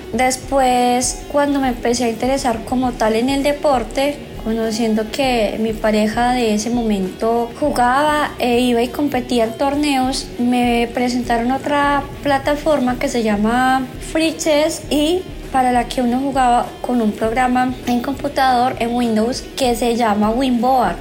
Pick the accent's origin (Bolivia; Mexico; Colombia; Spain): Colombia; Pereira, Risaralda; now in Medellín, Colombia; soy de Pereira, pero vivo actualmente en la ciudad de Medellín